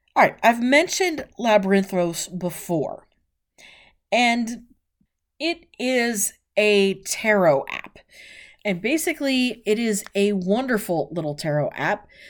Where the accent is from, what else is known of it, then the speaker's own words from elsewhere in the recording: West Coast, United States; I was born on the West Coast